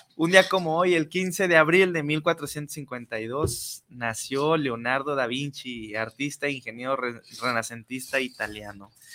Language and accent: Spanish; Guadalajara, Jalisco, Mexico; soy nacido aquí de Guadalajara, tengo 33 años